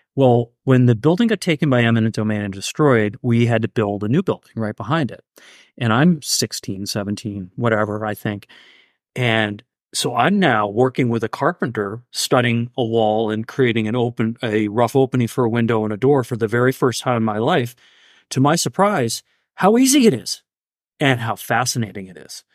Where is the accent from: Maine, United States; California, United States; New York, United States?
Maine, United States; Mount Vernon; I grew up in Mount Vernon